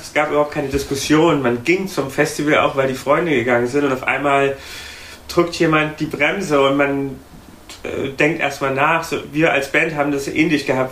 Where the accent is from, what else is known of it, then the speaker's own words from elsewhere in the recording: Thuringia, Germany; now in Berlin, Germany; nach Thüringen, wo ich herkomme